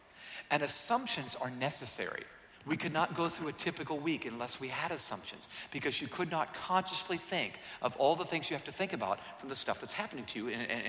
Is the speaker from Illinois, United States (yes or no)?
no; Atlanta, Georgia, United States; also born or lived in San Diego, United States; I'm from Atlanta. I don't know what this white stuff is. I've read about it. I've seen postcards. Really, seriously, most of my life I've lived in San Diego, California, 72 degrees all year round, and now Atlanta.